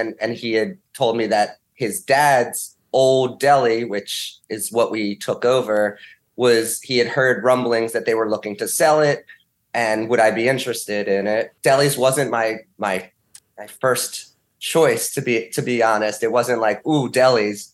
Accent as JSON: {"language": "English", "area": "Montgomery County", "region": "Pennsylvania", "country": "United States", "tie": "born or raised there", "said": "I grew up kind of in Montgomery County area"}